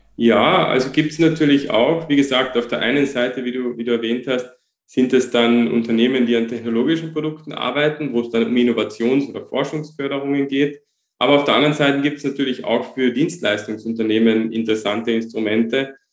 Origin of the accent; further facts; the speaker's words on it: Austria; hier bei uns in Österreich